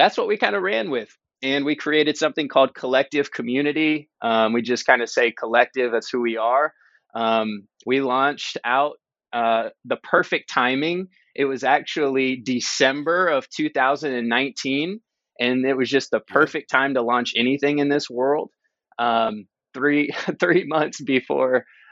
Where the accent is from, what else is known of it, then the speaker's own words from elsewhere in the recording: North Carolina, United States; moved away as an adult; also born or lived in Chicago / Bay Area; now in Redwood City, United States; We grew up together in North Carolina